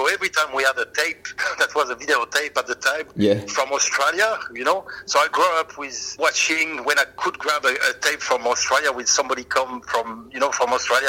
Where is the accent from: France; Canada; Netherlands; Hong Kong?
France; Perpignan, Occitania; English is a second language; I'm from Perpignan, where the hate of rugby union and rugby league actually starts